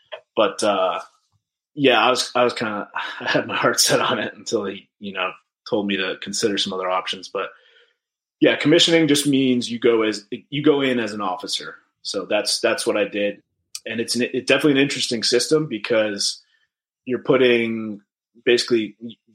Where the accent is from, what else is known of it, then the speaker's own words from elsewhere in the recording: Massachusetts, United States; moved away as an adult; also born or lived in New York / Maine / Boston; I kind of bounced around Massachusetts a lot